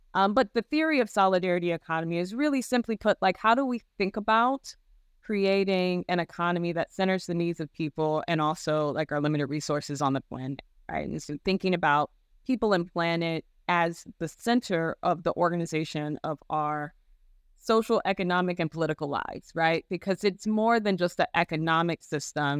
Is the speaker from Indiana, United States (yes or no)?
yes; Gary, Indiana, United States; I had a very positive experience growing up in Gary